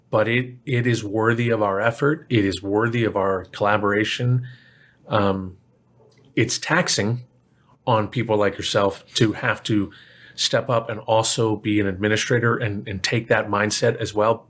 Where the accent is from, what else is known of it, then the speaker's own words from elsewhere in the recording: Plano, Texas, United States; I grew up in Plano.